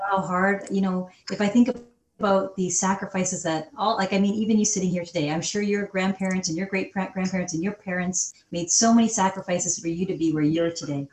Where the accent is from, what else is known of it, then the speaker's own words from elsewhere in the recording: Calgary, Alberta, Canada; also born or lived in England; I grew up in Calgary, Alberta